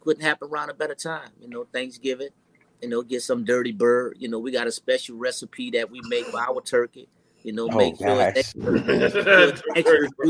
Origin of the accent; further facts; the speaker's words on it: New Orleans, Louisiana, United States; now in Georgia, United States; born and raised in New Orleans, Louisiana